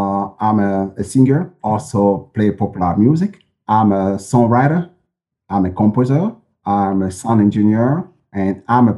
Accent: Douala, Littoral, Cameroon; first language French; English is a second language; now in Brussels, Belgium; I was born in Cameroon. In Cameroon. My native city is Douala.

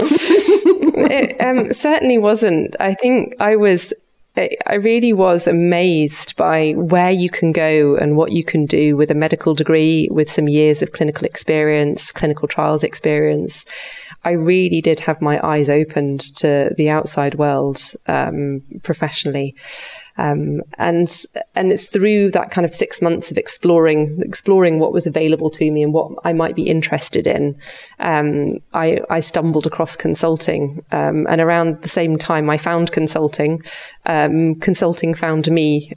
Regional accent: the north of England, United Kingdom; moved away as an adult; now in Switzerland; I was born and brought up in the north of England

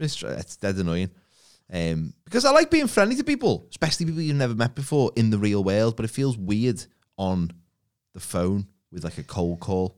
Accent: Liverpool, North West England, United Kingdom; accent: Scouse; my Scouse accent isn't particularly thick

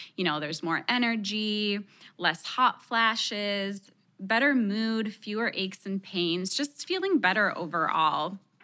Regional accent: Texas, United States; first language Spanish; English is a second language; My parents are from Mexico, and even though I was born in Texas, Spanish was my first language

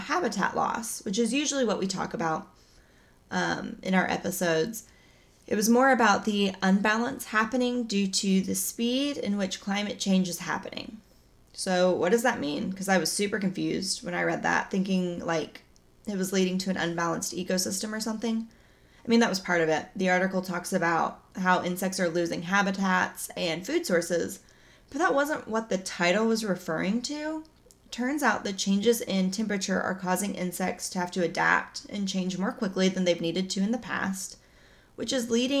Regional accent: Oklahoma, United States; I'm from Oklahoma. I don't pronounce things right

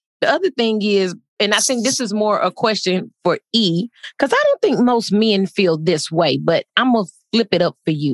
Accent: Texas, United States; moved away; I'm from Texas

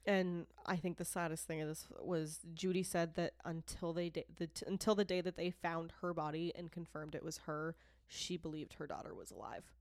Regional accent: Boston, Massachusetts, United States; accent: Boston; also born or lived in Rochester, New York; I am a Bostonian that was born, born in New York

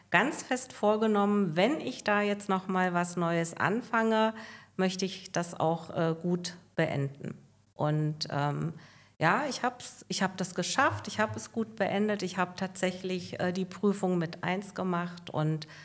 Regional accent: Bottendorf, Hesse, Germany; bin 62 Jahre alt, äh, komme aus dem schönen Hessenland, ähm, aus meinem Geburtsort Bottendorf, wo ich auch heute noch fest verwurzelt bin.

